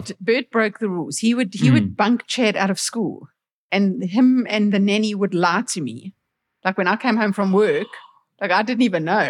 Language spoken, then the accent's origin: English; South Africa; I'm from South Africa.